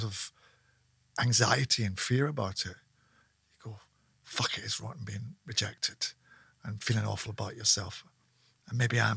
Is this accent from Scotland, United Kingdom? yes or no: yes; Scotland, United Kingdom